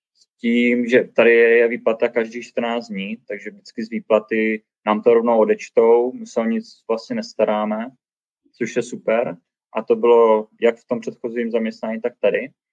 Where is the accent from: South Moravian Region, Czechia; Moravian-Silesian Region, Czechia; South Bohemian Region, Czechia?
South Moravian Region, Czechia; Brno; first language Czech; moved away as an adult; now in Banff, Canada; my jsme z Brna